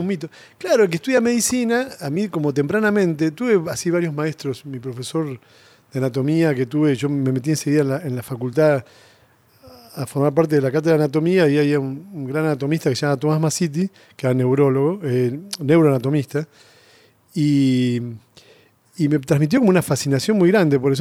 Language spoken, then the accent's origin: Spanish; Castelar, Buenos Aires Province, Argentina; also born or lived in Mataderos, Buenos Aires; crecí en Castelar